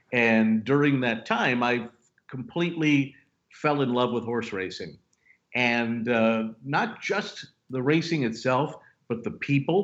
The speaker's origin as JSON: {"language": "English", "region": "Maryland", "country": "United States", "tie": "born or raised there", "said": "I grew up in Maryland."}